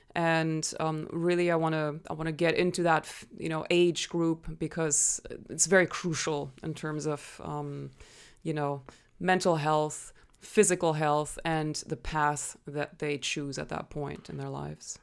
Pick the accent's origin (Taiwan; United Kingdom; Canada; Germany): Germany; English is a second language; moved away as an adult; now in United States; so I'm originally from Germany. That's why I sometimes sound a little funny.